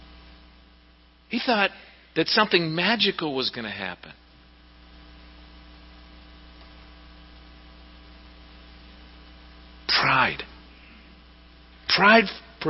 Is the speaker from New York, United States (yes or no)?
no; Pittsburgh, Pennsylvania, United States; back when I was growing up in Pittsburgh